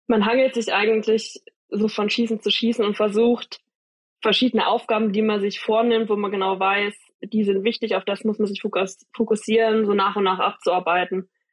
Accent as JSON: {"language": "German", "town": "Jena", "region": "Thuringia", "country": "Germany", "tie": "born or raised there", "said": "ich wurde geboren in Jena. Ah, aber nee. ich wo, also meine Eltern wohnen tatsächlich nur 20 Minuten weg von Oberhof. Also okay. habe ich schon immer in der Nähe gewohnt"}